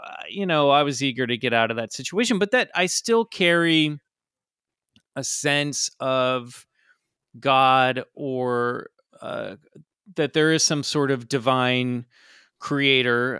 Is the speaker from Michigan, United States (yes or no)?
no; Kansas, United States; I grew up in Kansas in the suburbs